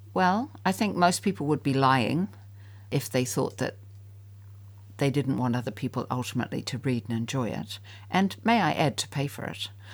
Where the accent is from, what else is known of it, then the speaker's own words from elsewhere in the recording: New Zealand; I'm a New Zealander